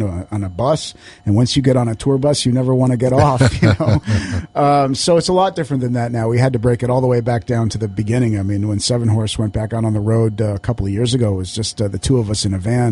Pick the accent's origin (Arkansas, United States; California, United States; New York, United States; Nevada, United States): Nevada, United States; Las Vegas; moved away; I'm from Vegas, but after about 2 years, I'd had enough. I had to get out of there. you know, I love it out there. It's my hometown